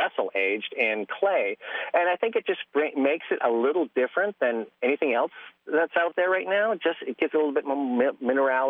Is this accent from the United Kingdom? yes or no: no; just outside of Toronto, Ontario, Canada; now in Willcox, United States; grew up in Canada, just outside of Toronto